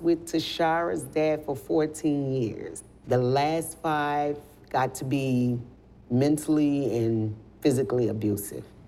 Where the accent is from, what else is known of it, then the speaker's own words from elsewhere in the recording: New Orleans, Louisiana, United States; moved away; I'm from originally from New Orleans, Louisiana. So I've been through Katrina.